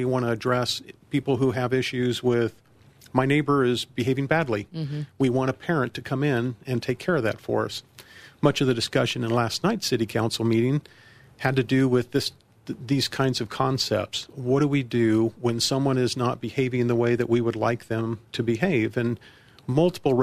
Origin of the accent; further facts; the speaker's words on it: Colorado Springs, Colorado, United States; moved away as an adult; also born or lived in Virginia; now in Centennial, United States; lived for a time in Colorado Springs, my hometown. I was born and raised there